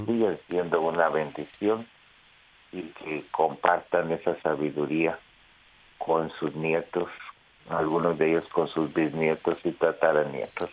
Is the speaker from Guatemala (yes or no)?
yes; Guatemala; en mi país de Guatemala